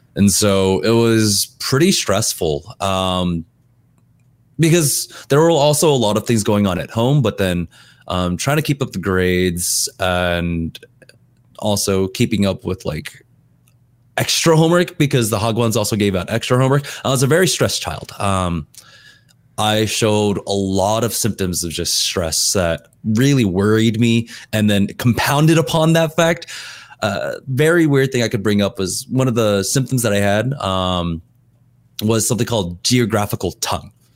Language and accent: English; California, United States; also born or lived in Korea; I'm American, like, I wanna be more American